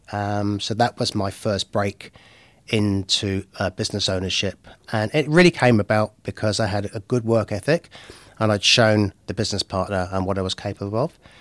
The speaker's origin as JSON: {"language": "English", "town": "Henley-on-Thames", "region": "South East England", "country": "United Kingdom", "tie": "born or raised there", "moved": "as an adult", "lives_now": "Bay of Plenty, New Zealand", "said": "I'm originally from the U K. Um, so I'm at a little place called Henlion's Hems in Oxfordshire"}